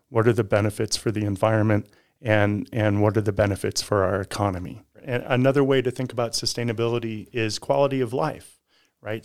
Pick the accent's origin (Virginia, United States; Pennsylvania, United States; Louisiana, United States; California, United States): California, United States; now in Reno, United States; grew up down in California